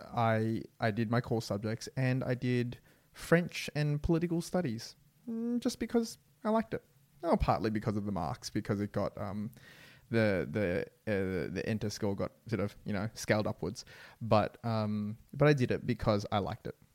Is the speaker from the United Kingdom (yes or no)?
no; Australia; I am Vietnamese Australian. My parents are from Vietnam